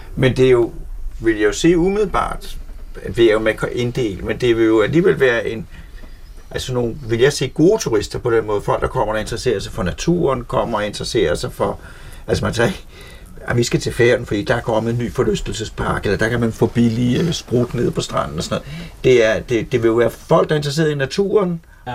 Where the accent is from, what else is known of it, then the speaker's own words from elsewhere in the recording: Frederiksberg, Capital Region of Denmark, Denmark; jeg kommer fra Frederiksberg på København